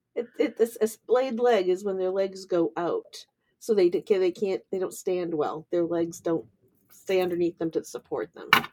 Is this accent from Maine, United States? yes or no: yes; Kittery, Maine, United States; I grew up in Admiralty Village in Kittery